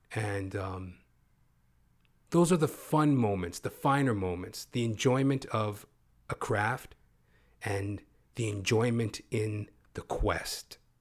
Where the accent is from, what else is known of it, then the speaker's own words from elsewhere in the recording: Canada; also born or lived in Toronto, Ontario / Edmonton, Alberta; I'm not even from Hollywood, you know, Toronto, Canada, Edmonton, Alberta, Canadian Canuck